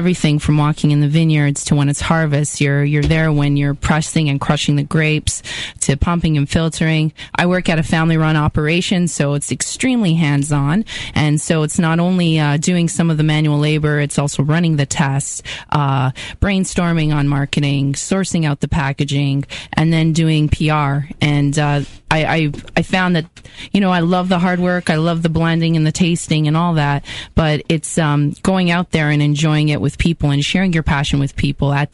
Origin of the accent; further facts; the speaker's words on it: Welland, Ontario, Canada; It was cool growing up in Welland